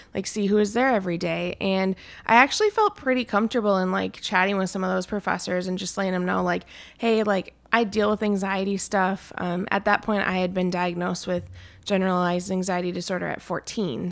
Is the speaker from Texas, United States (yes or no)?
no; Anoka, Minnesota, United States; still fairly close to my family. We're from Anoka